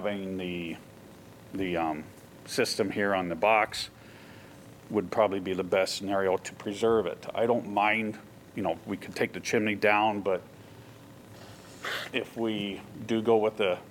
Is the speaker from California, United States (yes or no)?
no; Waterloo, Iowa, United States; I'm actually from Waterloo. I lived down here years ago, worked down here in Iowa City